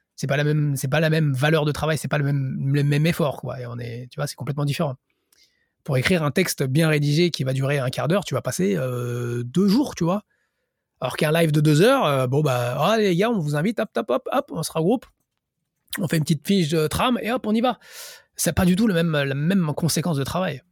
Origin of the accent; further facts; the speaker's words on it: France; moved away as an adult; now in Japan; je suis français